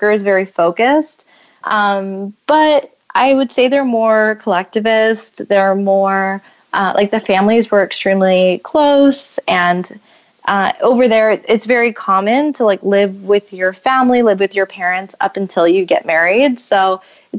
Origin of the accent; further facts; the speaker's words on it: United States; accent: American; my American accent